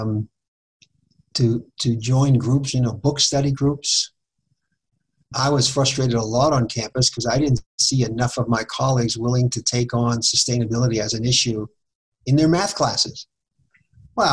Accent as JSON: {"language": "English", "town": "Boston", "region": "Massachusetts", "country": "United States", "tie": "born or raised there", "moved": "yes", "lives_now": "Fort Collins, United States", "said": "I grew up in Boston where we had public transportation."}